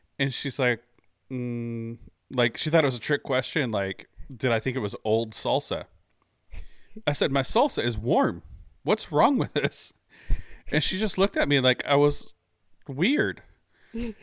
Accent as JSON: {"language": "English", "region": "California", "country": "United States", "moved": "yes", "lives_now": "Houston, United States", "said": "I'm originally from California"}